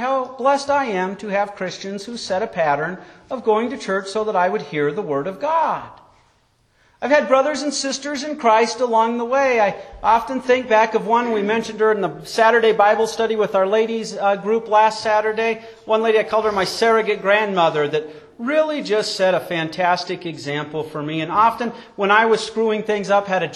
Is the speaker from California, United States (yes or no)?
no; Wyoming, United States; When I was a child growing up in Wyoming